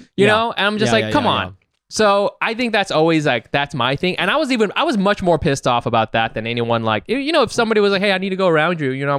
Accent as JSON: {"language": "English", "area": "Orange County", "region": "California", "country": "United States", "said": "I'm from Orange"}